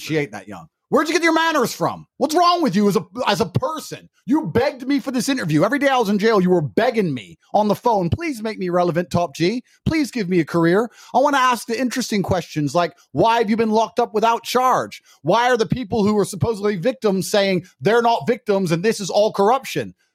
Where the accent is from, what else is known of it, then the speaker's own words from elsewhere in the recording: United Kingdom; I'm actually British